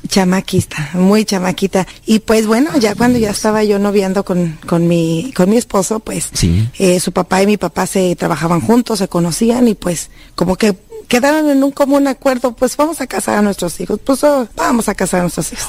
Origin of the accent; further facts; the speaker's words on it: Jalisco, Mexico; moved away; Soy de Jalisco, de Meca, Jalisco